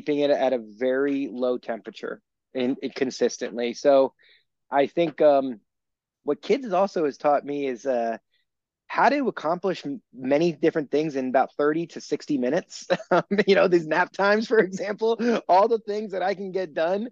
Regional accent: Maryland, United States; I grew up in Maryland, about 2 hours from Ocean City

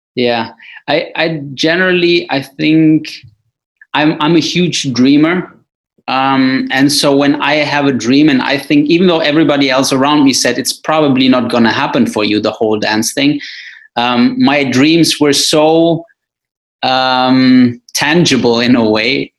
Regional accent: Wuppertal, North Rhine-Westphalia, Germany; my hometown Wuppertal

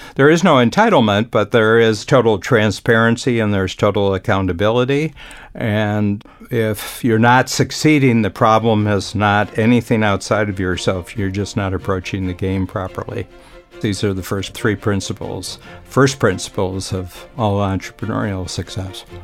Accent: Ohio, United States; moved away; I grew up in a small town in Ohio

